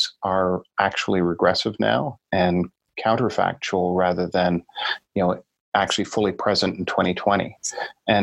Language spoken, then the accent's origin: English; Canada; me as a Canadian